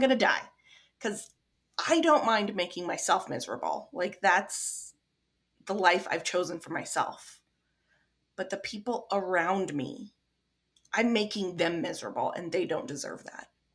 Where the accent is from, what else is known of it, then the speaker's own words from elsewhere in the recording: Midwest, United States; accent: non-accent; I'm from the Midwest, so I have the non-accent accent.